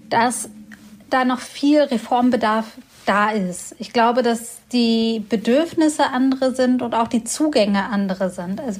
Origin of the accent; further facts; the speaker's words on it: Göttingen, Lower Saxony, Germany; Ich bin ja aus Göttingen und das ist eine Studiestadt mit sehr vielen jungen Menschen.